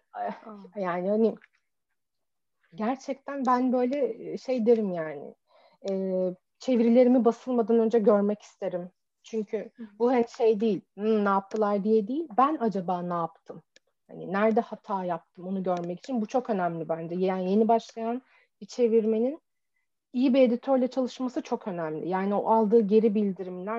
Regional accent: Çorum, Çorum Province, Turkey; ben mesela Çorumluyum ve Çorum'da böyle bizim vardır böyle garip kelimelerimiz

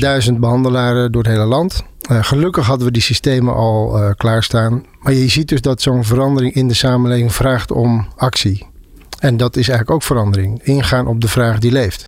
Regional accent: Zeeland, Netherlands; Ik kom uit Zeeland, uh, Bijbelbelt.

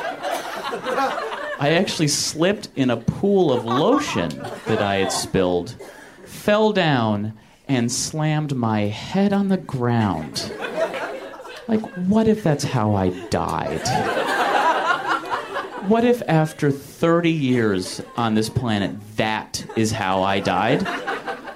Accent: Michigan, United States; moved away as an adult; now in Los Angeles, United States; my 22 years in Michigan

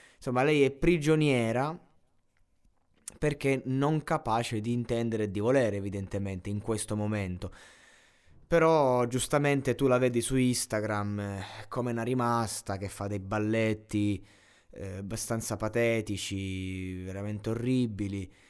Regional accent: Abruzzo, Italy; coccia è molto abruzzese, sono abruzzese

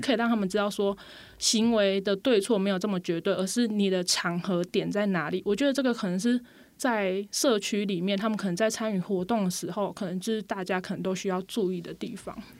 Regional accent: Pingtung County, Taiwan; moved away as an adult; now in Puli, Taiwan; 首先我是说我不是普里人， 我是屏东人

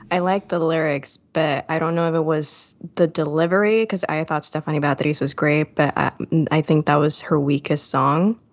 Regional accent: Puerto Rico; I'm from Puerto Rico

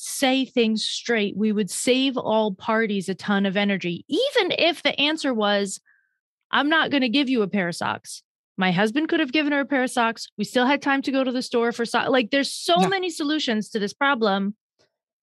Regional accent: Northeast, United States; I'm from the Northeast

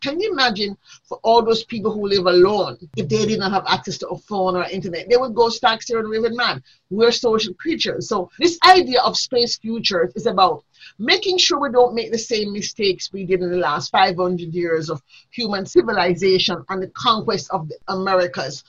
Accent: Jamaica; I grew up in a time in Jamaica when there was a lot of social change.

